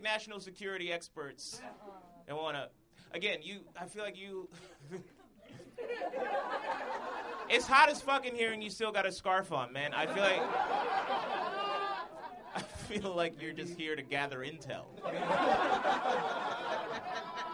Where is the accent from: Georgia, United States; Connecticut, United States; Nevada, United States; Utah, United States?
Georgia, United States; Atlanta; I'm from Atlanta